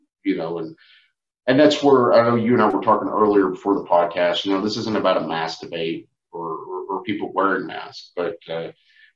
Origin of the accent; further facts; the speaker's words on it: Fort Worth, Texas, United States; There's nothing like the Fort Worth stockyards, man. You know, I'm partial. It's my hometown. You know, that's where I was born and raised.